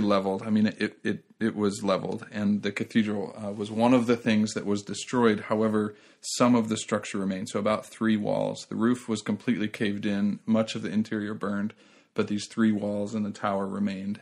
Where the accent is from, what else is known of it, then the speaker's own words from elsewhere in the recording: United States; I'm an American